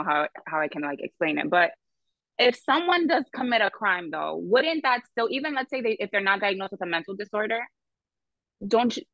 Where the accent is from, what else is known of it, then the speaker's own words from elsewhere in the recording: New York City, New York, United States; I'm from the Bronx